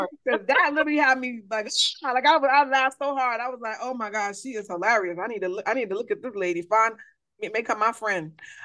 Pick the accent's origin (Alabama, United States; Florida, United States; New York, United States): New York, United States; New York City; I'm from the Bronx